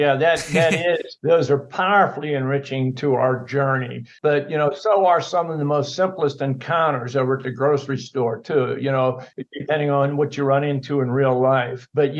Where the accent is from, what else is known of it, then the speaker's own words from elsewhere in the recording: Pittsburgh, Pennsylvania, United States; You know, I'm from Pittsburgh, and if you follow pro football at all, that's Steeler country. So yeah. We grow up on those steel mills, so and the river water over there.